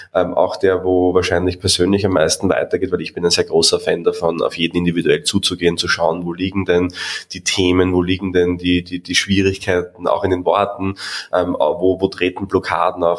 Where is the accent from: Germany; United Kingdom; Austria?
Austria; ich als Österreicher